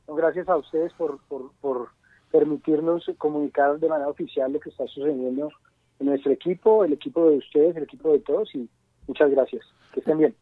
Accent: Colombia; Nosotros en Colombia tenemos una cultura muy arraigada

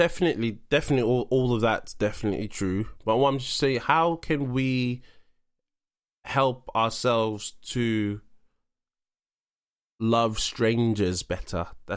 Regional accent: London, United Kingdom; I think as a Londoner

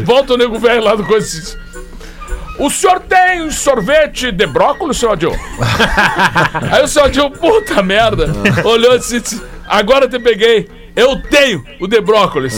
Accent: Alegrete, Rio Grande do Sul, Brazil; A gente vinha de Alegrete pra Porto Alegre, pra praia

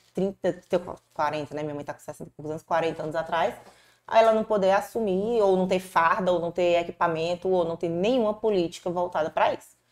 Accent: Fortaleza, Ceará, Brazil; Eu nasci aqui em Fortaleza mesmo

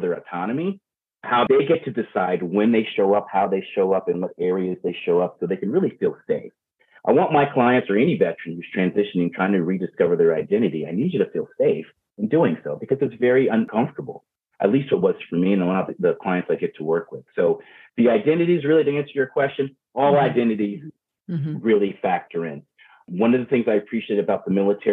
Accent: Baltimore, Maryland, United States; also born or lived in Virginia; now in Everett, United States; I'm from Maryland, I'm Baltimore, Virginia. Now I live in Everett, Washington

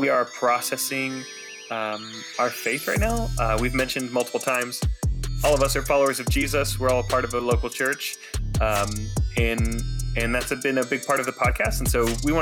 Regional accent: United States; the other thing about Americans is like we do everything huge

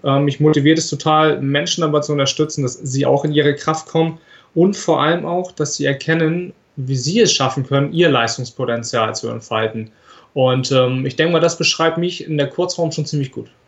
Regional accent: Flensburg, Schleswig-Holstein, Germany; ich komme aus Flensburg.

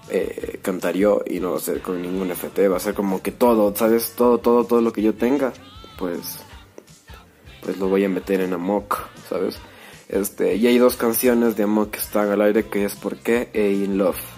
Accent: Ecuador; also born or lived in Merate, Italy; yo nací en las lejanas tierras de Italia, Merate, este, sí, en Italia, Merate. Este, y me vine aquí a Ecuador cuando, cuando recién era un baby, así que pues básicamente soy ecuatoriano

